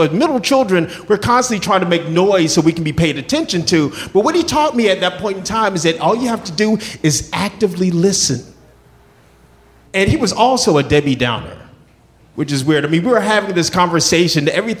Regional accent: the South, United States; moved away; also born or lived in Atlanta; because I grew up in the South.

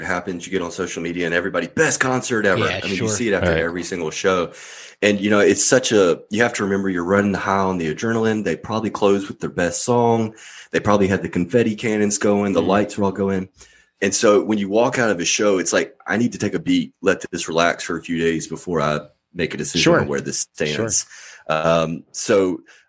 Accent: Mississippi, United States; moved away; I grew up in Mississippi, so I feel like I just can never take the Mississippi out of me, no matter how far away I go

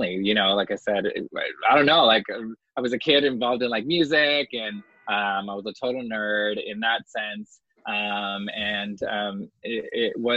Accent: Magalia, California, United States; now in New York, United States; originally from California. It's from a little town called Mageli, California

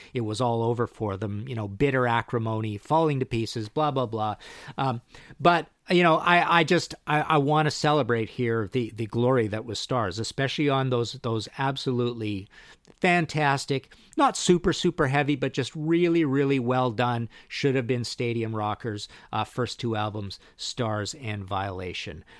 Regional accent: Trail, British Columbia, Canada; I'm from Trail B C

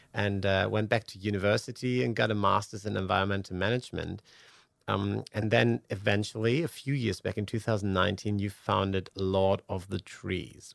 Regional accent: Germany; now in Australia; I'm originally from Germany, married an Australian, um, and then eventually ended up here

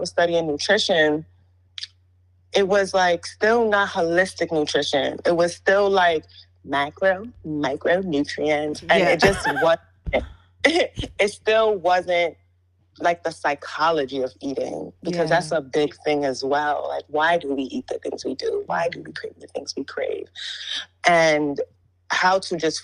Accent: New York City, New York, United States; I'm from Brooklyn, New York

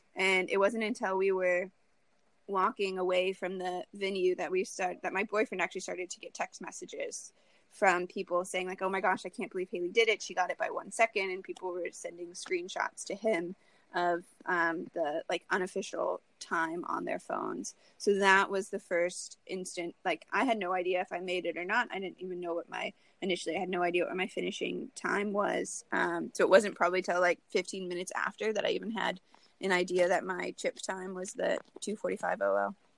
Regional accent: Lincoln, Nebraska, United States; I really want to run my hometown marathon. I've ran the Lincoln Half Marathon every year since I've graduated college.

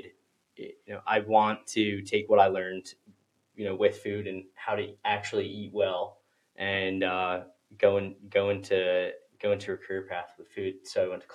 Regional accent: Westchester, New York, United States; I grew up in Westchester, Italian-American family

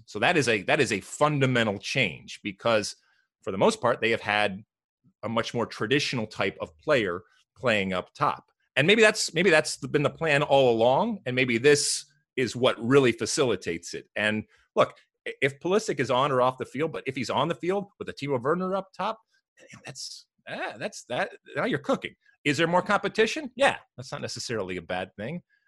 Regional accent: United States; we as American soccer fans, and in particular M L S fans

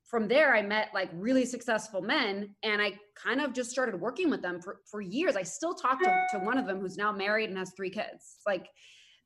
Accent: Spain; now in United States; I grew up in Spain

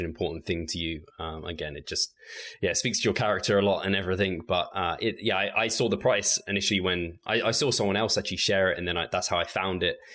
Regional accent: England, United Kingdom; I'm English English.

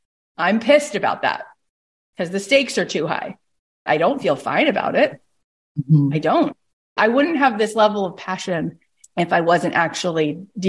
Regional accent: Canada; I'm also Canadian.

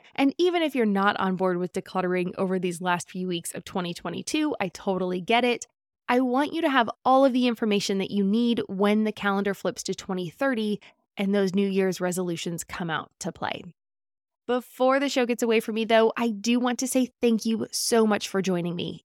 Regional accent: California, United States; As a Californian

